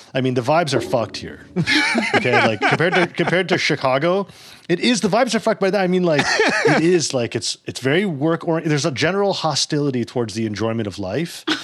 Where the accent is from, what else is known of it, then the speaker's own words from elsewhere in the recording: Toronto, Ontario, Canada; I grew up in Toronto